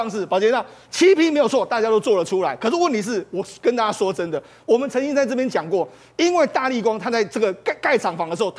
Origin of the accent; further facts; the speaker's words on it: Taiwan; 我觉得我们台湾人要认清这一点的这个现实啊，